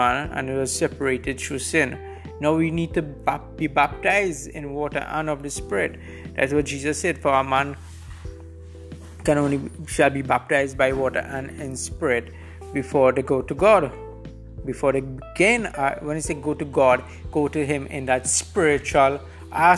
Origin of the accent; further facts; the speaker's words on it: Trinidad & Tobago; I'm situated right now in Trinidad and Tobago. This is my home country.